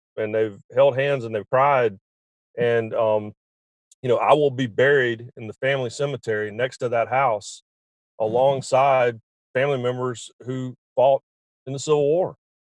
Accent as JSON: {"language": "English", "region": "North Carolina", "country": "United States", "said": "I'm from North Carolina"}